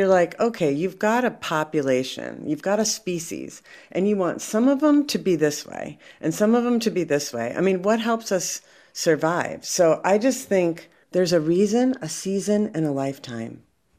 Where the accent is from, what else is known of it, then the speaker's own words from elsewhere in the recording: Minneapolis, Minnesota, United States; I'm from Minneapolis